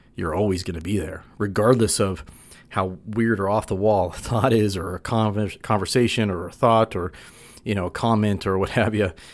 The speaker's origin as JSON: {"language": "English", "region": "California", "country": "United States", "tie": "born or raised there", "moved": "yes", "lives_now": "Utah, United States", "said": "we grew up in California. He's since moved over to Virginia and I, I'm in Utah."}